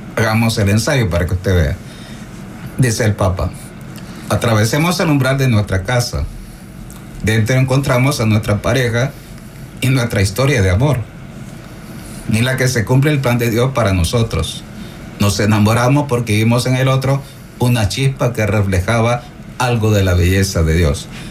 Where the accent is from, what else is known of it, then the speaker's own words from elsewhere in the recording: El Salvador; nuestro camino de fe salvadoreño